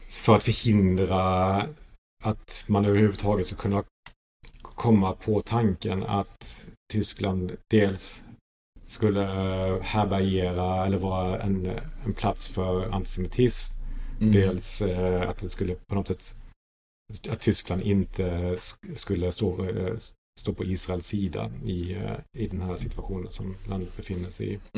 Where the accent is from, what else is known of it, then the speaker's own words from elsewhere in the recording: Sweden; moved away; att man kommer från en annan yttrandefrihetskontext. Som svensk.